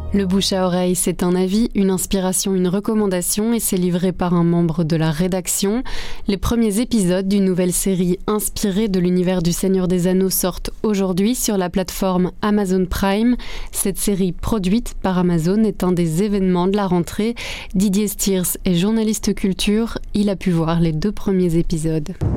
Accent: Belgium; Chez nous en Belgique

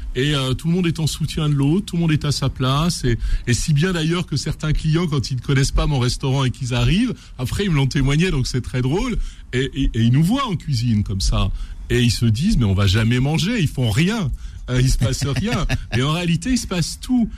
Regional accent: Renaison, Auvergne-Rhône-Alpes, France; je suis un enfant, je suis né à Renaison à la campagne

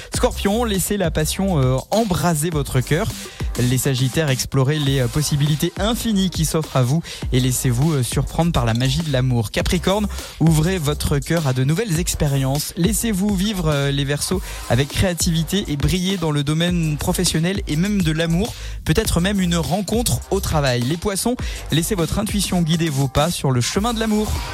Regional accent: south-west France, France; accent: du sud-ouest; mon accent du sud-ouest

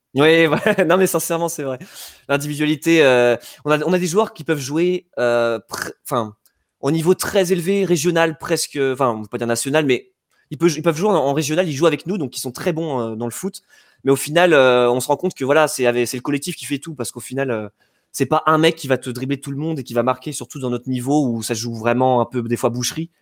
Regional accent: Yvelines, Île-de-France, France; là où j'ai grandi donc dans les Yvelines

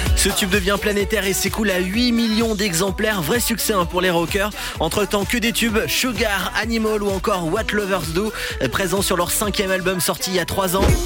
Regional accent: France; chez nous en France

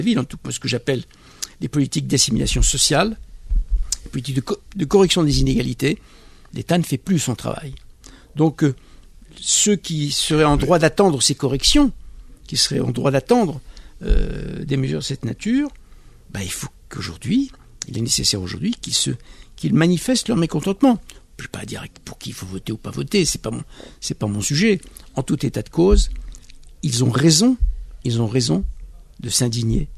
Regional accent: France; je suis français, je suis franco-maghrébin, euh, je suis né en France

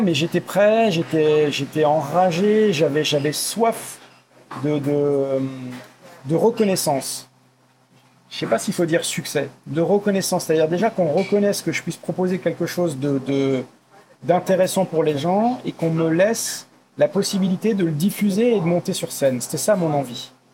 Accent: Forbach, Grand Est, France; now in Paris, France; ma ville natale à Forbach dans le 57

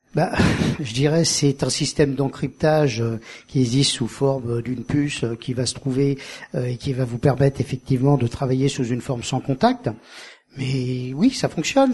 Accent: Paris, Île-de-France, France; moved away as an adult; also born or lived in Perpignan; quand je suis arrivé en tant que Parisien

